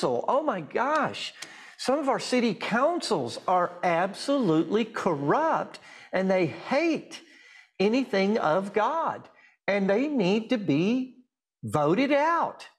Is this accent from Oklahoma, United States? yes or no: yes; Durant, Oklahoma, United States; In my hometown of Durant, I live outside of Durant, Oklahoma now